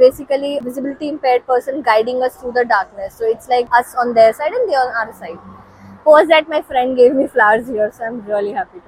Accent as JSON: {"language": "English", "town": "Kolkata", "region": "West Bengal", "country": "India", "also_born_or_lived": "Delhi", "moved": "yes", "lives_now": "Mumbai, India", "said": "I'm very new to Bombay. So I've traveled two cities too far, Delhi and Kolkata. I'm originally from Kolkata. It's a fast city."}